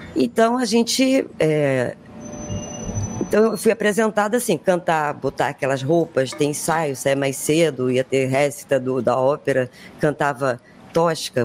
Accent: Brazil; Eu não sou branca, sou brasileira

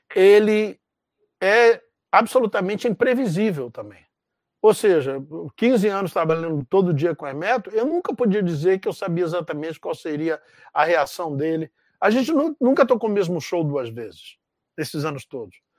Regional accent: Rio de Janeiro, Brazil; moved away as an adult; also born or lived in Canada; eu sou de Realengo, da zona oeste do Rio

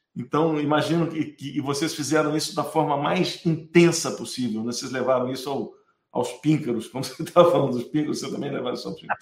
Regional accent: Minas Gerais, Brazil; eu sou mineiro

